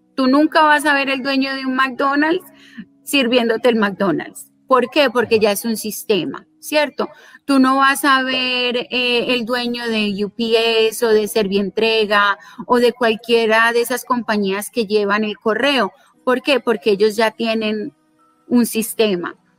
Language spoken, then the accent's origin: Spanish; Colombia; also born or lived in South Florida, United States; now in Florida, United States; originalmente soy de Colombia